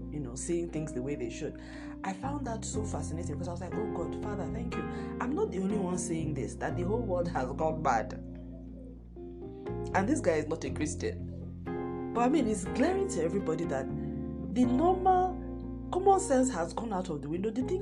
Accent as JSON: {"language": "English", "country": "Nigeria", "said": "my home country, Nigeria"}